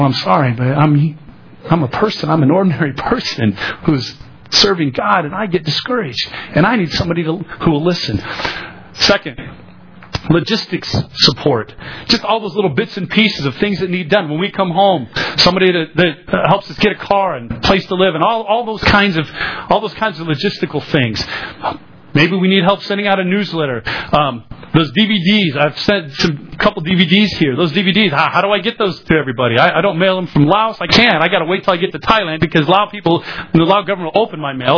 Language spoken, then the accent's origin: English; Des Moines, Iowa, United States; moved away as an adult; also born or lived in Asia; I grew up on the south side of Des Moines.